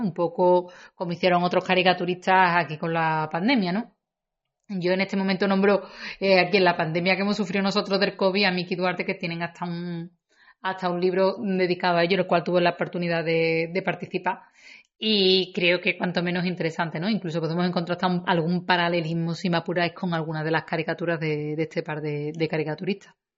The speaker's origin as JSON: {"language": "Spanish", "town": "Seville", "region": "Andalusia", "country": "Spain", "accent": "Andalusian", "said": "yo no hablo un mal castellano, sino un perfecto andaluz, porque yo hablo mi variante o mi dialecto, por decirlo de alguna manera, porque yo soy de las que lo reivindico como dialecto, y hablo la variante de aquí de donde soy, de Sevilla."}